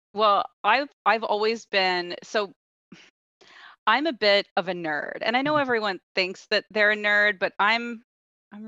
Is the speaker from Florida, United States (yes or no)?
yes; Ocala, Florida, United States; moved away as an adult; also born or lived in Los Angeles, United States / London, United Kingdom; now in Canada; I grew up in Florida